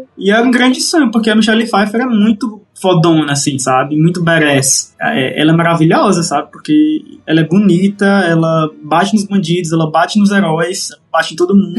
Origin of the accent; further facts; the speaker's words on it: Limoeiro do Norte, Ceará, Brazil; lá na minha cidade, lá em Limoeiro, é, Limoeiro do Norte, não o Pernambuco